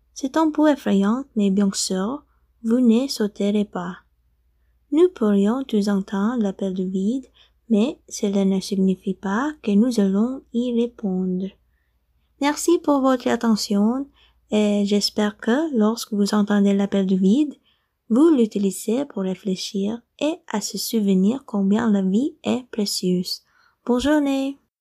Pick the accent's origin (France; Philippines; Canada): Philippines; French is a second language; je viens des Philippines